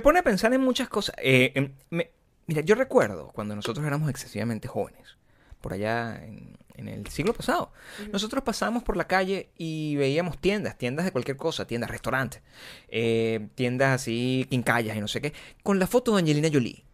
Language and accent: Spanish; Venezuela; moved away; yo vengo de Venezuela.